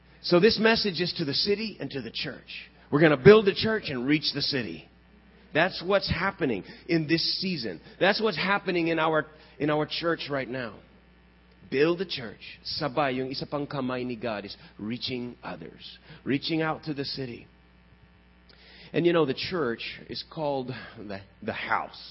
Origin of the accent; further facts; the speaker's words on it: Texas, United States; I grew up in Texas.